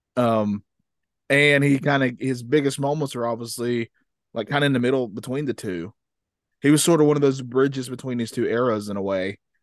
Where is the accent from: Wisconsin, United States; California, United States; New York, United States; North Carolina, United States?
North Carolina, United States; I'm from North Carolina